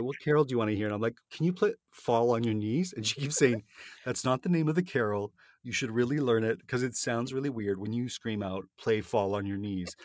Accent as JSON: {"language": "English", "country": "Canada", "accent": "Canadian", "said": "my Canadian accent"}